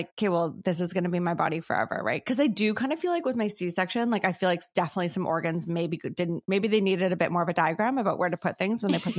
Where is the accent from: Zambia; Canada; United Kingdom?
Canada; Ladner, British Columbia; Yeah, I'm from Ladner, not like Antarctica.